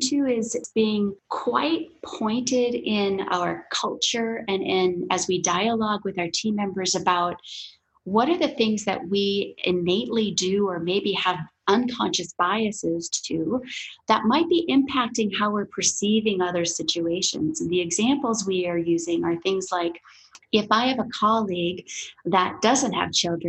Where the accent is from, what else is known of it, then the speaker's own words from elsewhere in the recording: Midwest, United States; I grew up in the Midwest on dairy farms where there were often more cows than people.